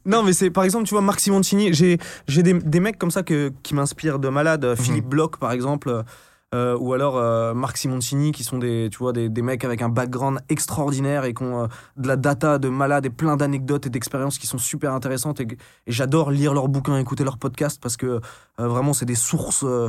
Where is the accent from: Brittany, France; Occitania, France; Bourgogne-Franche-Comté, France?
Brittany, France; Brest; also born or lived in Caen; j'ai passé la majeure partie de mon enfance en, Bretagne, dans le Finistère